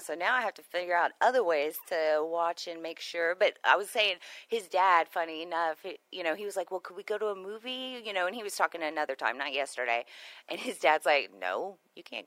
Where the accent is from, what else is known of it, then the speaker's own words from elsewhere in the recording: Houston, Texas, United States; moved away as an adult; now in Conroe, United States; I've only been here since 2013, right? I was from Houston